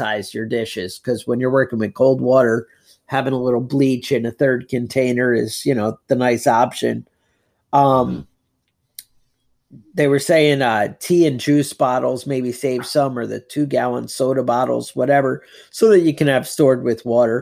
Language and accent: English; Northeast, United States; growing up in the Northeast